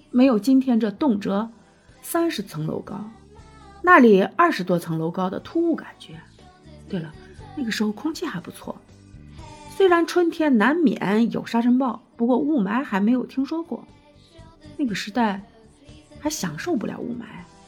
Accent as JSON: {"language": "Chinese", "town": "Xi'an", "region": "Shaanxi", "country": "China", "tie": "born or raised there", "also_born_or_lived": "Lianhu District, Xi'an", "said": "我老家，也就是我娘家长安县的故事。长安县其实现在叫长安区。我从长安区嫁到莲湖去，离得并不远。我大学以前一直生活在长安县。那是一个人杰地灵的好地方。"}